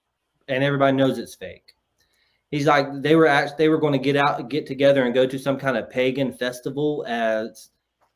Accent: North Carolina, United States; I'm from the South. I am from a farm town in North Carolina

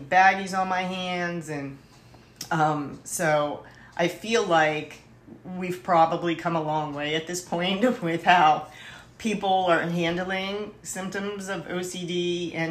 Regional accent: Pittsburgh, Pennsylvania, United States; I'm from Pittsburgh originally

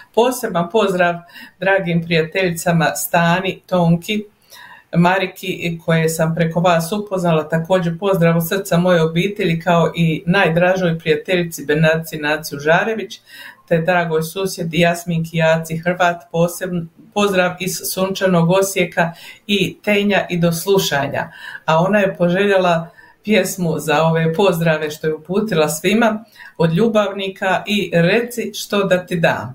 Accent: Herzegovina, Bosnia & Herzegovina; now in Calgary, Canada; Ja sam ti Hercegovka

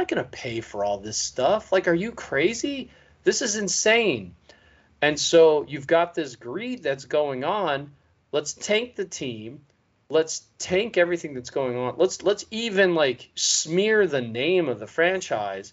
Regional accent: Sacramento, California, United States; now in East Bay, United States; I grew up in Sacramento

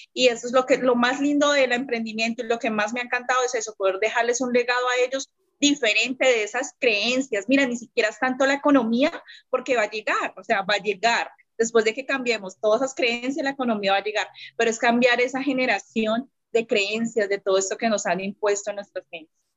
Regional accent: Bogotá, Colombia; now in Neiva, Colombia; soy de acá de Colombia, eh, soy realmente de la capital de Bogotá, pero en ese momento estoy viviendo en una ciudad que se llama Neiva

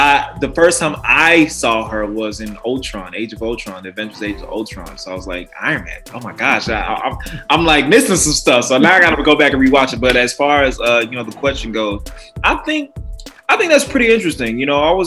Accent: Arlington, Texas, United States; I was born and raised in Texas, Dallas, Texas specifically, or if you want to get real specific, Arlington

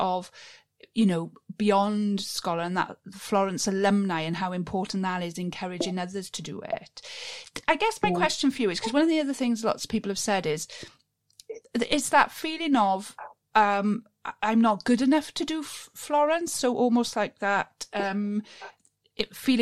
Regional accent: Wales, United Kingdom; being a Welsh girl

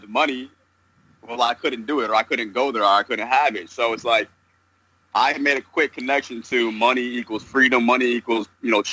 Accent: New York, United States; now in Southern California, United States; currently living in Southern California, and I'm originally from New York

